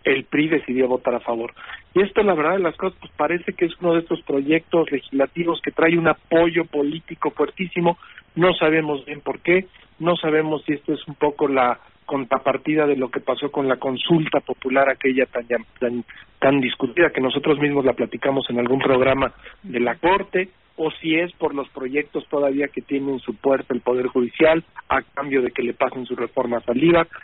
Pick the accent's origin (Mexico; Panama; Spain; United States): Mexico